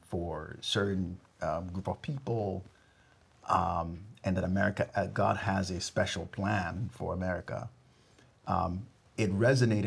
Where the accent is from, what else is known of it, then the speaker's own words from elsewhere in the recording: Ghana; now in United States; I grew up in Ghana, West Africa.